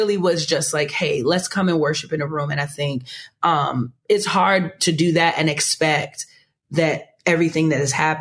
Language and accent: English; New York City, New York, United States; now in Long Island, United States; I was born and raised in Queens, New York, and I was really born in Long Island, but anyway, raised in Queens, New York, lived there for a really long time